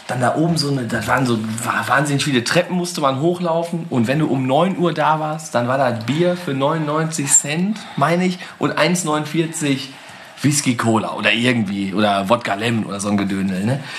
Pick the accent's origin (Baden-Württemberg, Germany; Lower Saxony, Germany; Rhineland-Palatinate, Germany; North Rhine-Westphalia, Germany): North Rhine-Westphalia, Germany; Scherpenberg; Ja, ich komme auch aus Scherpenberg auch noch kurz vorbei.